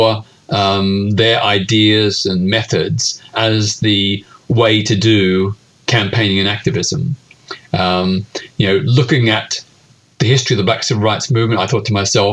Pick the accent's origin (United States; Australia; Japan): Australia; Melbourne, Victoria; I was living in my hometown of Melbourne, Australia at the time.